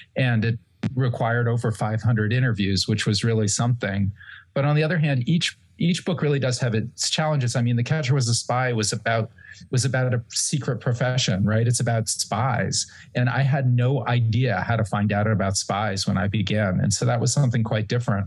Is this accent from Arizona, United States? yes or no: no; New Haven, Connecticut, United States; moved away; my hometown of New Haven, Connecticut